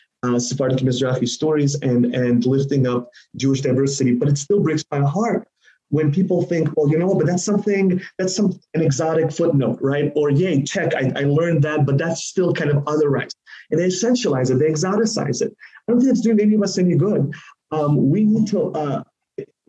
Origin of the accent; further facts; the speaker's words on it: Uzbekistan; I'm from Uzbekistan. That's where I was born